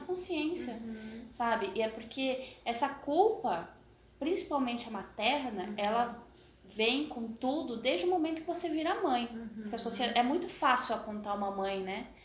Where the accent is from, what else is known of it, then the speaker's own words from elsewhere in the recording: Brasília, Federal District, Brazil; moved away; Nós viemos de Brasília, né? Uhum. Morei muito tempo lá.